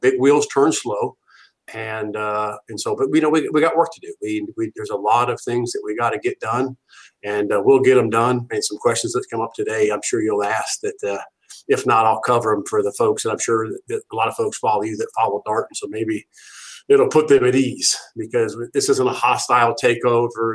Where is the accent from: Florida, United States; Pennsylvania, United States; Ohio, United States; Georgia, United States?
Ohio, United States; I'm from Ohio